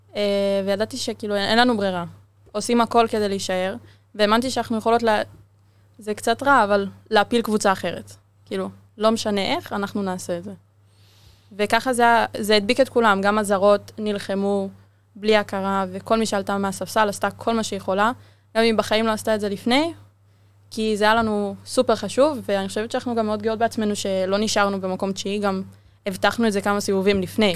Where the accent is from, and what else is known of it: Israel